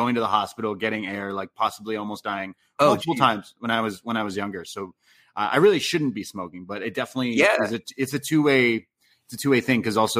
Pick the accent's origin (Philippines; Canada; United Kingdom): Canada; accent: Canadian; Making fun of my Canadian accent.